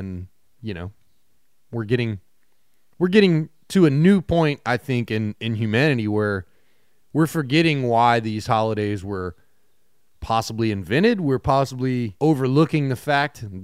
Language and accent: English; South Louisiana, United States; I was raised in South Louisiana